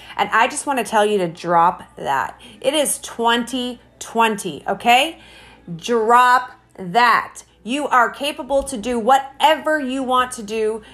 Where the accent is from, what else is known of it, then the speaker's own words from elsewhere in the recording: Hamilton, Ontario, Canada; I was, um, born and raised in Hamilton, Ontario, Canada